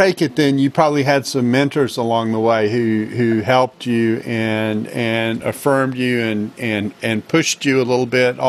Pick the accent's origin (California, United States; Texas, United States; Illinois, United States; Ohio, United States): Texas, United States; Houston; I grew up in Houston.